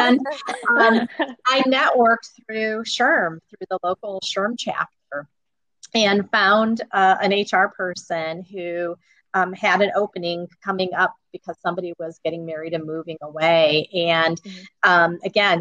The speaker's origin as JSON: {"language": "English", "town": "East Chicago", "region": "Indiana", "country": "United States", "tie": "born or raised there", "said": "I grew up in East Chicago"}